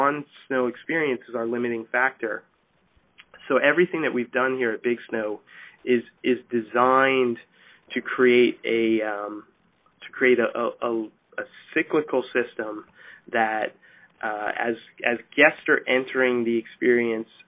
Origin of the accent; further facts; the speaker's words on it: New Jersey, United States; We live in New Jersey. We grew up in New Jersey